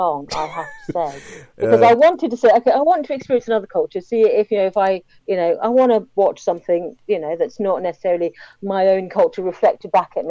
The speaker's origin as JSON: {"language": "English", "country": "United Kingdom", "accent": "British", "said": "I do tend to watch most British films that comes out, because I do like to hear my accent. I do like to see, you know, from countryside or things that I recognise on screen."}